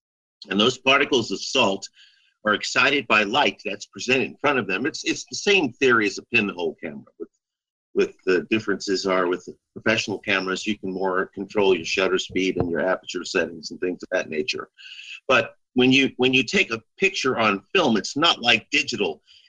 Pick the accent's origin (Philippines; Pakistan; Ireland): Philippines; Central Luzon; I was raised on Clark Air Force Base, which was a SAC CIA installation in the Philippines